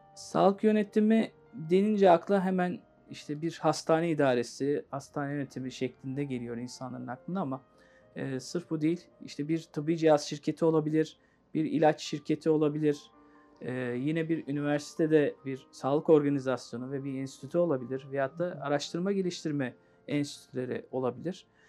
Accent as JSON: {"language": "Turkish", "region": "Istanbul", "country": "Turkey", "tie": "born or raised there", "said": "İstanbul doğumluyum. Ee, ilk orta lise eğitimimi de yine İstanbul'da tamamlayıp"}